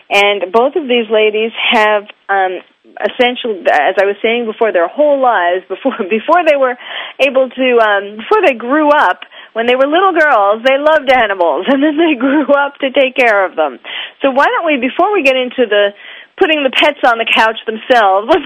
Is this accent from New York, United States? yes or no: yes; New York, United States; you can tell I'm from New York